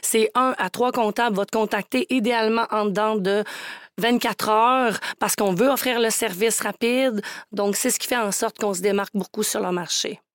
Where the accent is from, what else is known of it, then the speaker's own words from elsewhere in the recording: Charlevoix, Quebec, Canada; moved away; Quand j'étais jeune, moi, j'étais vraiment la petite fille de région. Je viens de Charlevoix